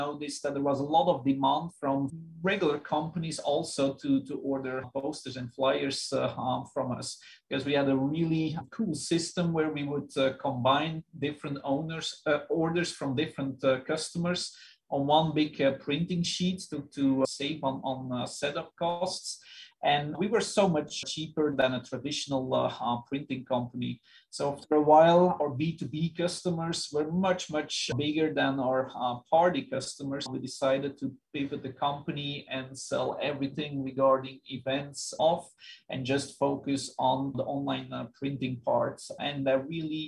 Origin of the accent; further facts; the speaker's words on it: Belgium; moved away; I'm originally from Belgium. That's where I grew up